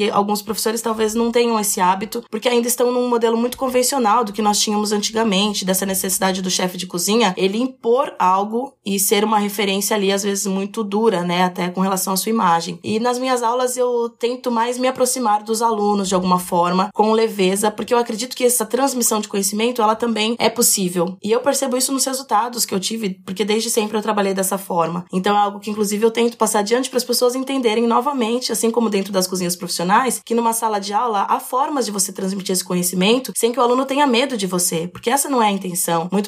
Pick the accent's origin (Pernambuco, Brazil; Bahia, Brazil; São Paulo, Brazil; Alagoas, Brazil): São Paulo, Brazil; also born or lived in Itu; Eu sou. Eu sou paulista. Paulista.